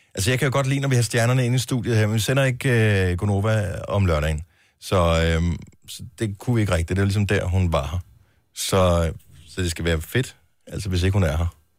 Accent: Denmark; vi er fra Danmark

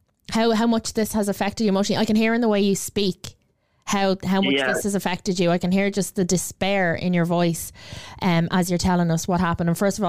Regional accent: Ireland; as an Irish person, as a proud Irish woman.

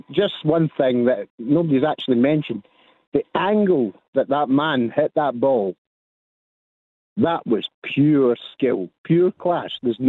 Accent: Saltcoats, Scotland, United Kingdom; moved away; I'm from Saltcoats, that's where I'm from.

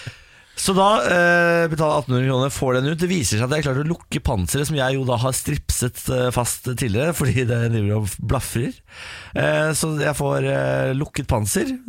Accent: Moss, Østfold, Norway; nå er jeg fra Moss.

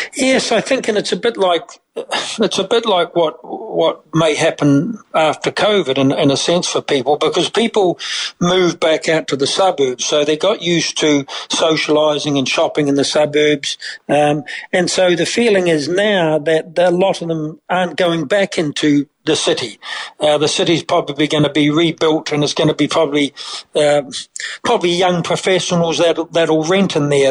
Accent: New Zealand; now in Ireland; growing up in New Zealand, uh, we'd always been accustomed to kind of some mild tremors.

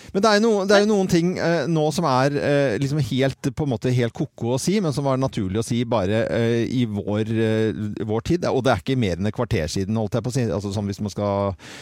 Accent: Oslo, Norway; i nabolaget der jeg vokste opp, der på Munkerud, eh, Nordstrand

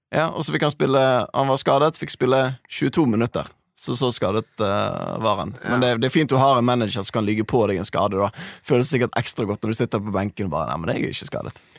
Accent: Bergen, Vestland, Norway; Jeg er jo dessverre fra Bergen

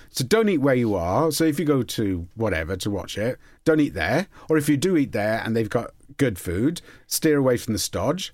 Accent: Port Talbot, Wales, United Kingdom; I'm from Port Talbot

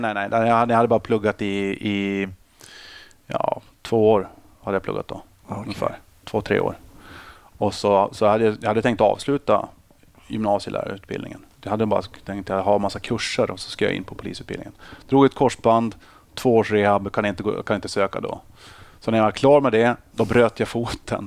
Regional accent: Boden, Norrbotten County, Sweden; moved away as an adult; also born or lived in Uppsala; Jag är uppvuxen i Boden

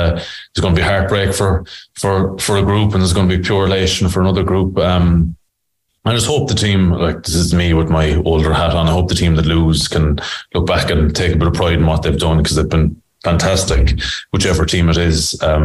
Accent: Scotland, United Kingdom; as a Scottish player, you know that the team you're playing against are better than you

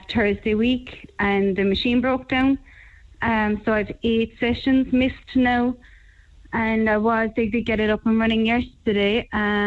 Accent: Limerick, Munster, Ireland; also born or lived in Mallow; I'm from Limerick

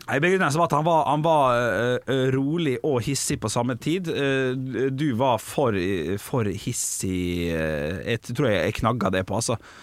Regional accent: Ålesund, Møre og Romsdal, Norway; Vi skal til min hjemby

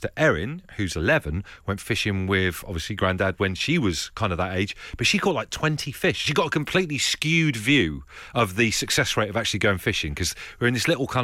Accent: Devon, South West England, United Kingdom; also born or lived in Bristol; Devon is my neck of the woods. I'm from Torbados.

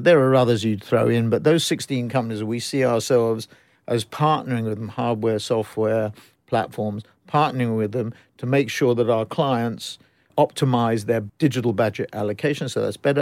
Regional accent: London, United Kingdom; I was born up in the, eh, born in the ghetto in northwest London, uh, midway between, I guess, Golders Green and Mill Hill, but then we graduated to Mill Hill.

